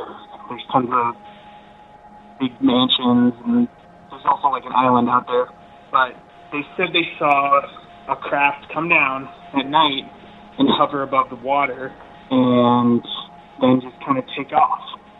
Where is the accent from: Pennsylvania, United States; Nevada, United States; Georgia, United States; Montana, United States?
Montana, United States; now in Central Oregon, United States; I'm calling from Central Oregon, but I'm originally from Montana.